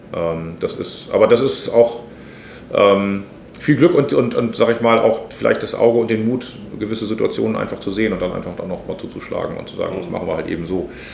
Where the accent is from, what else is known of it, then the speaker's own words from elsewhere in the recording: Hamburg, Germany; ich bin hier aufgewachsen äh, im Stadtteil, aber Harburg ist Hamburg